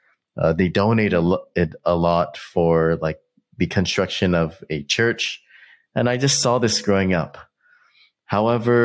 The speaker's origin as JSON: {"language": "English", "country": "United States", "tie": "born or raised there", "said": "we're really lucky to grow up and be raised in America"}